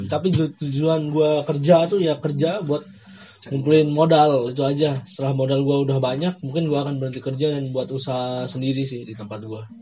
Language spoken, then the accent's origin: Indonesian; West Nusa Tenggara, Indonesia; mau pulang ke lombok atau di Bandung kayaknya kalau untuk kerja gue tuh nyari di kalau di daerah gue susah ya untuk nyari kerja